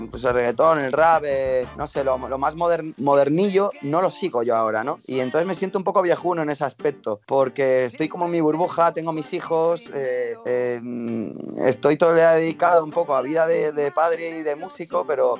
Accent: Madrid, Community of Madrid, Spain; moved away as an adult; also born or lived in Málaga; now in Basque Country, Spain; yo nací en Málaga, me crié, o sea, viví 4 o 5 años, luego me crié en Madrid, ahí es donde he estado casi toda mi vida

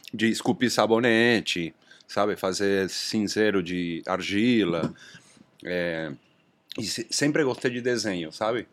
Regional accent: Argentina; Portuguese is a second language; moved away as an adult; now in Brazil; eu sou argentino, né? Já moro aqui no Brasil há 26 anos

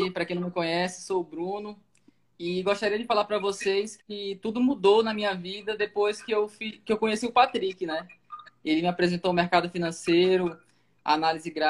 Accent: Porto Velho, Rondônia, Brazil; Então, eu sou de Porto Velho, Rondônia.

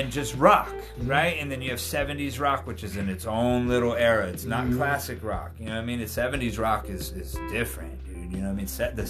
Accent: Albuquerque, New Mexico, United States; I'm from Albuquerque. Mm-hmm. You know what I mean, dude? Mm-hmm. And so you have always stayed, I am from Albuquerque.

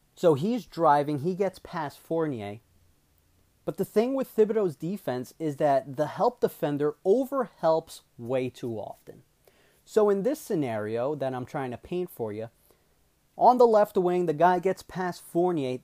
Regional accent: Westchester County, New York, United States; I'm from Westchester

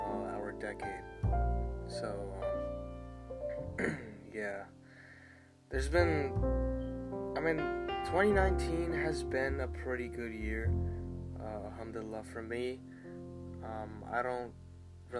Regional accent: Ashburn, Virginia, United States; also born or lived in Centreville, Virginia; now in Aldie, United States; Ashburn was basically the first half of my childhood

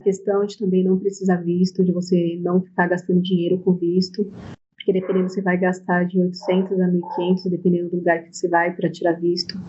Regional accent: Guarulhos, São Paulo, Brazil; now in Arujá, Brazil; nasci em Guarulhos, São Paulo. É, atualmente moro em Arujá.

